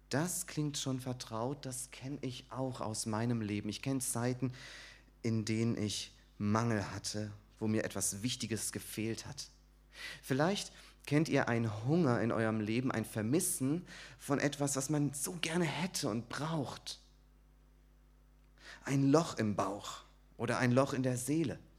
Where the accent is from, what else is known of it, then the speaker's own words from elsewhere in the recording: Sandhausen, Baden-Württemberg, Germany; Ich komme aus Sandhausen, bin dort in der christlichen Gemeinde Sandhausen